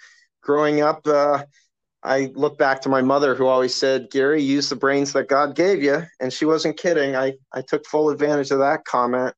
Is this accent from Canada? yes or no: yes; London, Ontario, Canada; all my family's Canadian. We grew up in London, Ontario, Canada